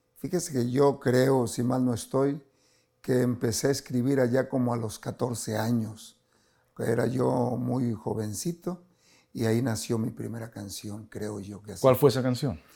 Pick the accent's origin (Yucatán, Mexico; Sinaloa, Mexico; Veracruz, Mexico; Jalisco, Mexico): Veracruz, Mexico; Catemaco; moved away; mi pueblo, Catemaco, tiene una laguna preciosa